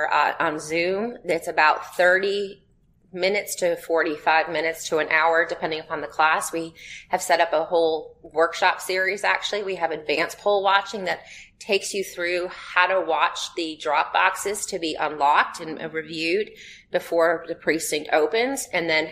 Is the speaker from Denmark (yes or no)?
no; United States; I'm an American.